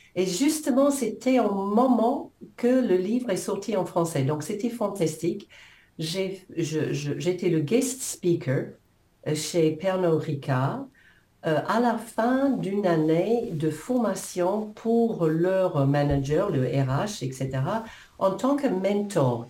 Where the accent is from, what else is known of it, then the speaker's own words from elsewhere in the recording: New Zealand; French is a second language; moved away as an adult; now in France; je, suis née en Nouvelle-Zélande il y a quelques années.